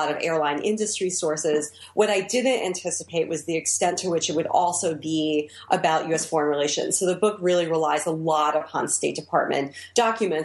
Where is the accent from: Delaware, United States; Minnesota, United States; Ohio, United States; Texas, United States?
Ohio, United States; Dayton; moved away; also born or lived in New York; I grew up in Dayton, Ohio